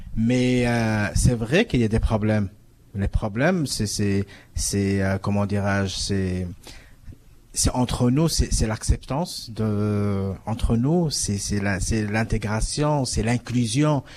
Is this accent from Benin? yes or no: no; Morocco; moved away as an adult; now in Toronto, Canada; je suis du Maroc, de l'Afrique. je suis venu ici en 2000